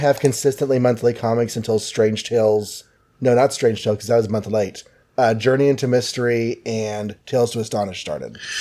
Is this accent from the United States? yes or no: yes; Texas, United States; being Texan.